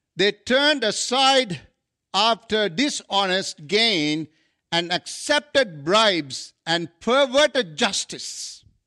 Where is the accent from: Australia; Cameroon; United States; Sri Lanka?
Sri Lanka; moved away as an adult; now in Canada; I come from Asia, South Asia.